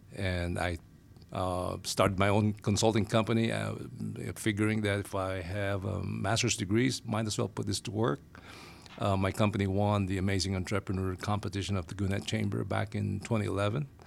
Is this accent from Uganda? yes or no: no; Manila, Metro Manila, Philippines; moved away as an adult; now in United States; I'm originally from Asia, Manila, Philippines, to be exact. Uh, we migrated to the Phi, uh, well, to the U S in the nineties